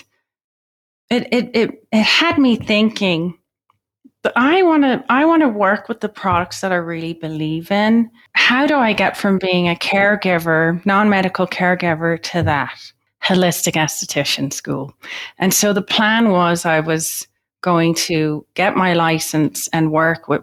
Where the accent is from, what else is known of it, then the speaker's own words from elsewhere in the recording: Ireland; I'm Irish.